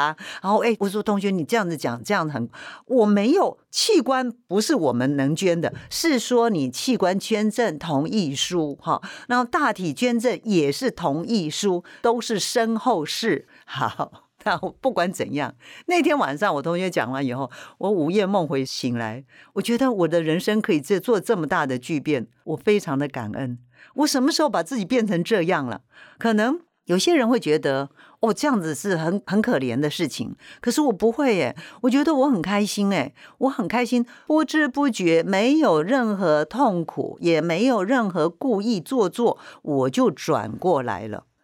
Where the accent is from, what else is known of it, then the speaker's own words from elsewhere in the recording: Penghu County, Taiwan; moved away; also born or lived in Taipei; 我从澎湖来到台北念书